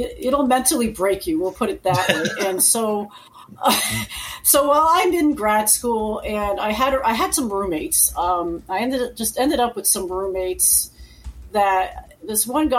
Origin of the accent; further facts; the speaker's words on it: Connecticut, United States; now in Florida, United States; I grew up in Connecticut. So, I live in Florida now